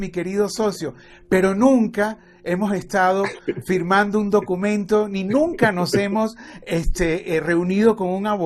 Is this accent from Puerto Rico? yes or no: no; Venezuela; now in Miami, United States; Ambos venimos de Venezuela, ambos nos, instalamos en Estados Unidos para desarrollar una empresa.